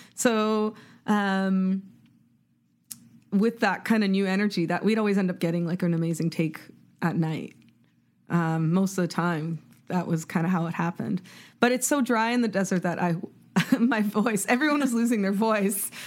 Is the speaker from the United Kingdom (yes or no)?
no; Toronto, Ontario, Canada; I grew up in Canada, like, which is in Toronto